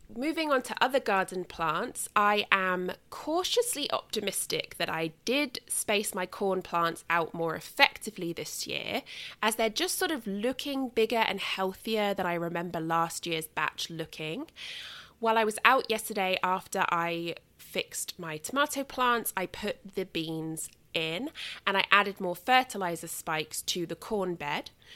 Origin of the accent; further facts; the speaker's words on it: England, United Kingdom; moved away; when I was growing up in England